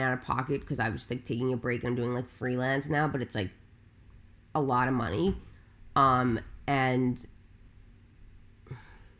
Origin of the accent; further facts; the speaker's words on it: Long Island, New York, United States; I am born and raised on Long Island, on Long Island, which is like where the Hamptons